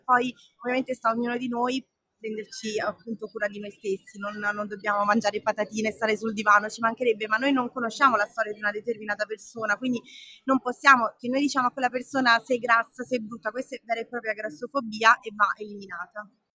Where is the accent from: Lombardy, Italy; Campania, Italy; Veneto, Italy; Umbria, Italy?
Campania, Italy; Salerno; vengo da Salerno